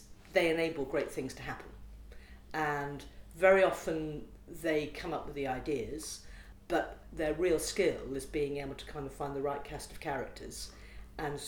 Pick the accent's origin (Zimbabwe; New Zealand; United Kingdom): United Kingdom; also born or lived in Liverpool / Derbyshire; I grew up in Liverpool and Derbyshire